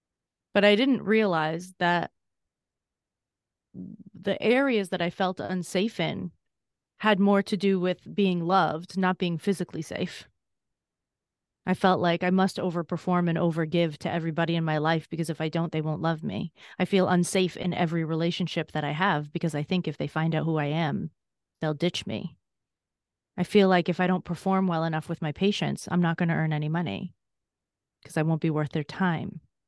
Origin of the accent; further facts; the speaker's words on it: Massachusetts, United States; I grew up in Massachusetts, and I said I had a significantly difficult childhood, especially when I was younger.